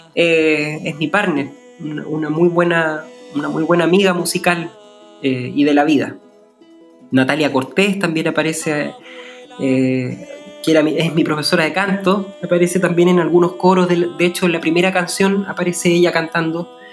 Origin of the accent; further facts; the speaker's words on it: Chile; como persona chilena